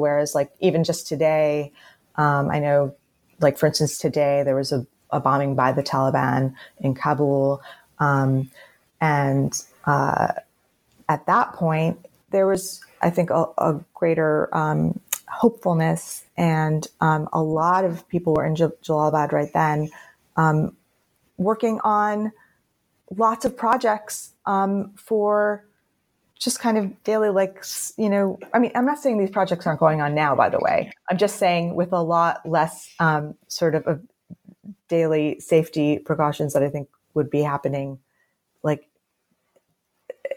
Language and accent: English; United States; I'm an American? My country is actually at war